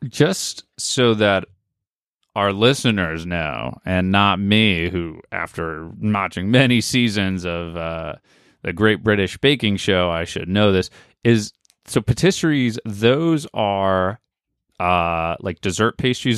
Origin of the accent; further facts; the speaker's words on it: United States; we're Americans